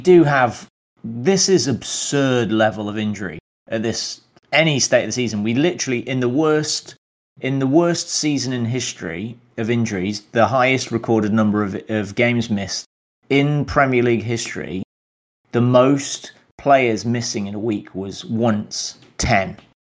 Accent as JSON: {"language": "English", "country": "United Kingdom", "said": "because we're British. We like underdog."}